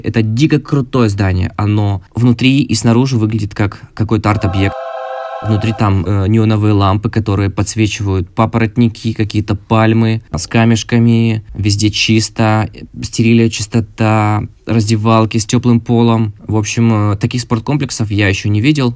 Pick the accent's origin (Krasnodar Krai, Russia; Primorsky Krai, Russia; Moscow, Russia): Krasnodar Krai, Russia; Krasnodar; мне 29, я из Краснодара